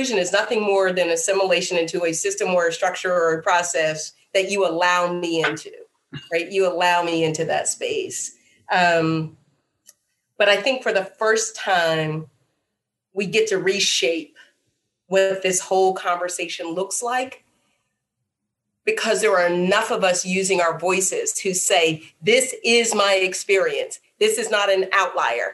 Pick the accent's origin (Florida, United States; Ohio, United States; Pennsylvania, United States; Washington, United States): Pennsylvania, United States; Pittsburgh; now in Charlottesville, United States; I'm from Pittsburgh, which is a heavily unionized steel community.